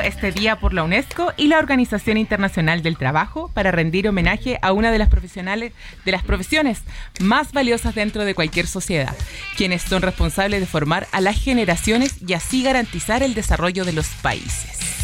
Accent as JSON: {"language": "Spanish", "country": "Chile", "moved": "yes", "lives_now": "Mexico", "said": "vengo de Chile"}